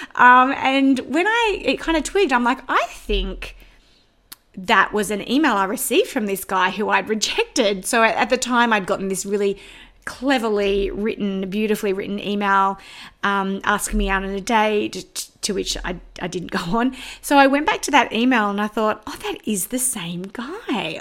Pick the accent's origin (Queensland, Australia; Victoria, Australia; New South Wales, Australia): New South Wales, Australia; Sydney; accent: Australian; moved away; I was born and bred in Sydney in the northwest suburbs.